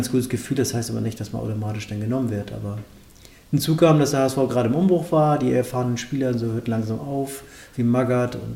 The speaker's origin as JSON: {"language": "German", "town": "Melzdorf", "region": "Schleswig-Holstein", "country": "Germany", "tie": "born or raised there", "said": "ich bin auf dem Dorf aufgewachsen, im Ort heißt Melzdorf, das ist kurz vor Kiel."}